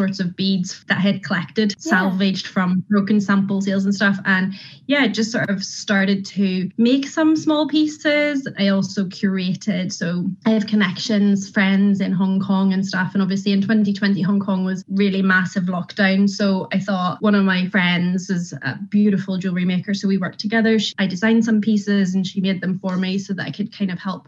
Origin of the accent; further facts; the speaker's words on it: Carrickfergus, Northern Ireland, United Kingdom; moved away as an adult; also born or lived in Sardinia; I am from Carrick, born and bred, but I have spent nearly 20 years of my life around the world.